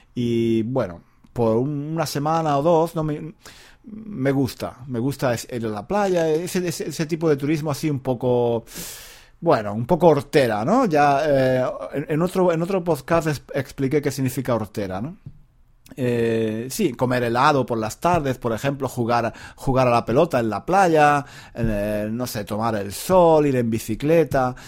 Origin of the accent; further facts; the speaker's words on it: Granada, Andalusia, Spain; moved away; Granada, mi ciudad natal